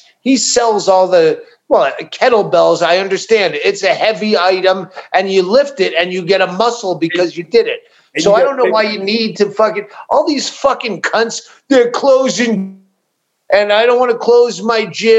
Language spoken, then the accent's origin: English; Worcester, Massachusetts, United States; Worcester, Massachusetts.